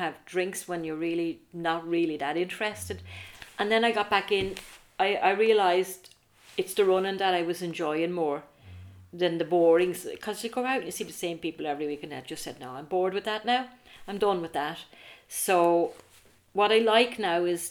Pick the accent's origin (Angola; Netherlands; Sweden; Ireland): Ireland; Arklow, Leinster; I'm from Arklow, a small enough town